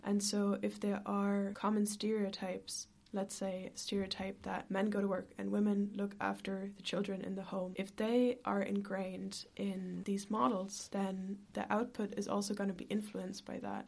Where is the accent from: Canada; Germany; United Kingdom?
Germany; now in Ireland; I am originally from Germany